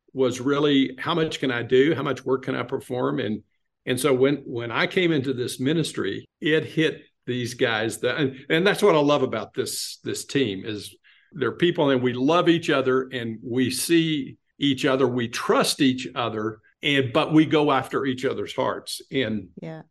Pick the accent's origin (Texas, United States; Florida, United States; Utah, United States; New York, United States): Texas, United States; West; moved away as an adult; also born or lived in Southern California; I grew up in West Texas in a very fundamental church